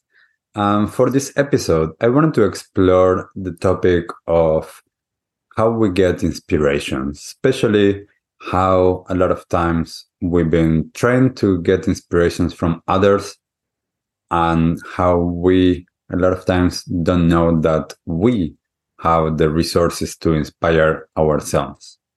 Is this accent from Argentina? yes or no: yes; Argentina; now in New Zealand; I grew up in Argentina